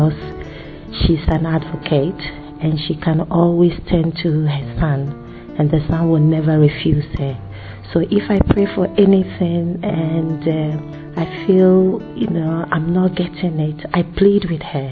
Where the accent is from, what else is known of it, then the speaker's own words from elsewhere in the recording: Ghana; I come from Ghana